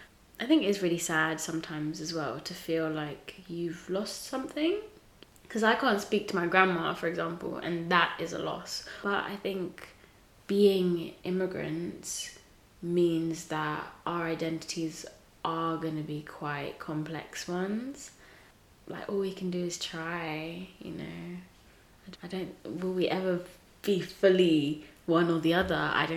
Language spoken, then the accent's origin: English; England, United Kingdom; also born or lived in Tanzania; I'm Tanzanian, you know, but a lot of my experience growing up in England involved integrating and assimilating into white culture, so I wasn't taught a lot of Tanzanian culture. I can't speak Swahili.